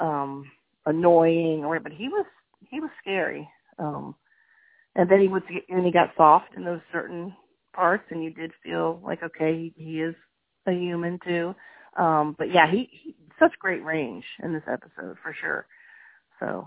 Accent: Virginia, United States; now in Georgia, United States; I'm from Virginia originally, but I've been here for like 25 years. So I claim Georgia now, but yet I am from Virginia.

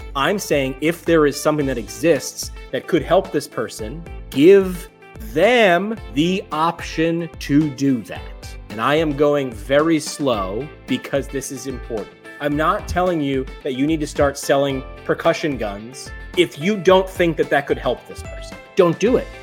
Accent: New York, United States; moved away; also born or lived in Northeast Pennsylvania; I grew up in New York

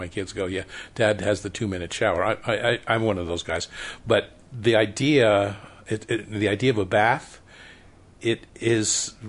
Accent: Connecticut, United States; now in Salt Lake City, United States; Because I grew up in Connecticut, I think, and I had a few Mormon friends back there.

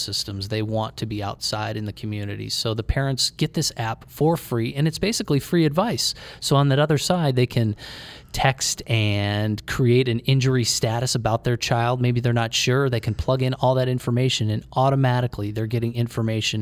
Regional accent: Cleveland, Ohio, United States; We grew up in Cleveland

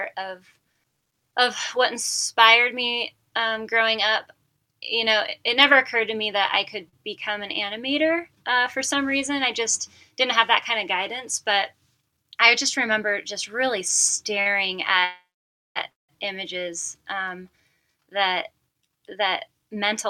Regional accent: Medford, Oregon, United States; now in Bend, United States; So I'm a native Oregonian. I was born and raised in Medford, Oregon, in the Rogue Valley

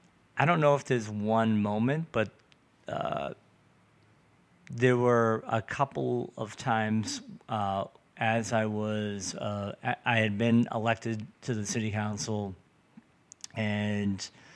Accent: Revere, Massachusetts, United States; I live in Revere. I grew up in Revere.

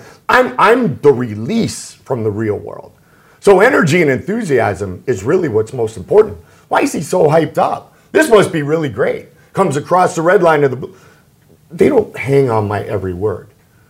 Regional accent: Sarasota, Florida, United States; a broadcaster just growing up in Sarasota, Florida, you know, on the air for the first time, covering the Buccaneers

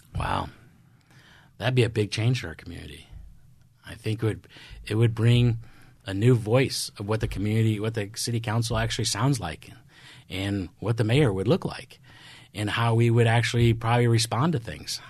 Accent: Midwest, United States; moved away; I'm from the Midwest. I have a different upbringing

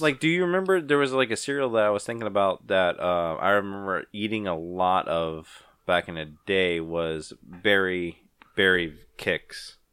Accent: Ponchatoula, Louisiana, United States; I'm from Punchatoula

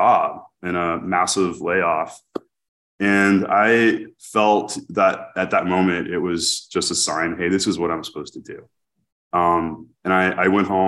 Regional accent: New Orleans, Louisiana, United States; now in Dallas, United States; I grew up in New Orleans

